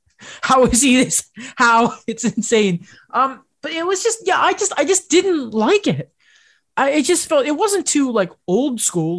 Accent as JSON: {"language": "English", "country": "United Kingdom", "said": "I'm British"}